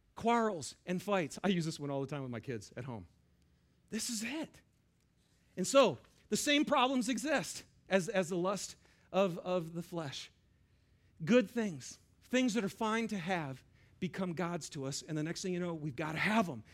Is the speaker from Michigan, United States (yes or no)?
yes; Lapeer, Michigan, United States; I grew up in Lapeer, Michigan